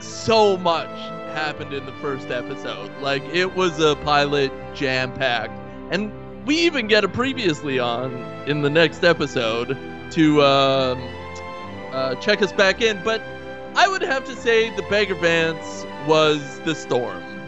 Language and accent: English; Canada